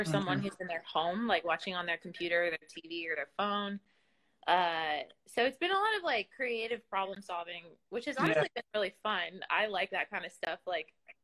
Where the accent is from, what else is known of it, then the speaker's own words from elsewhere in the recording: Minnesota, United States; moved away as an adult; now in Nashville, United States; I'm originally from Minnesota, a small town. Well, it's not super small, but it's a town south of Minneapolis.